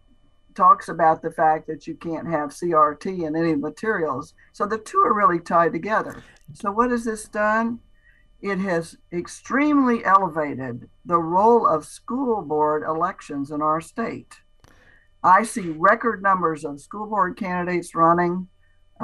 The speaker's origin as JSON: {"language": "English", "area": "Strawberry area", "region": "Florida", "country": "United States", "said": "I'm from Strawberry area, but I love key limes because my family was in citrus"}